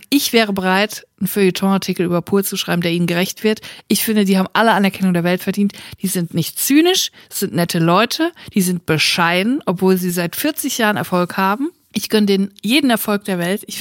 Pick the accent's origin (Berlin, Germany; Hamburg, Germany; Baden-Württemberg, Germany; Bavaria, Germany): Baden-Württemberg, Germany; Bietigheim-Bissingen; Ich komme aus Bietigheim. Bissingen